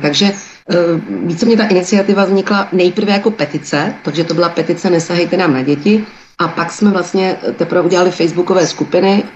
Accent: Turnov, Liberec Region, Czechia; já jsem z malého města, já jsem z Turnovat malého. No, jsem z města

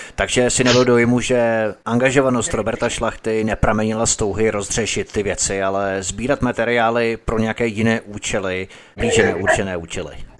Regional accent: Czechia; my, rodilí Češi

